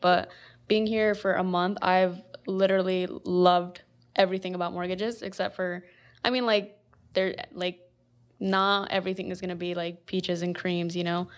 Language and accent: English; West Point, Nebraska, United States; moved away as an adult; also born or lived in Omaha, Nebraska; I am originally from West Point, which is where Diego and J R from